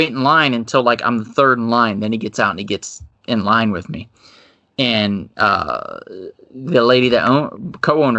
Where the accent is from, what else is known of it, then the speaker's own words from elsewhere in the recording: Ohio, United States; my hometown shop in Ohio